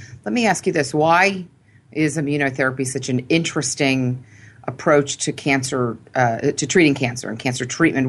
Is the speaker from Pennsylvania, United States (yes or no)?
yes; Philadelphia, Pennsylvania, United States; the University of Pennsylvania in Philadelphia, my hometown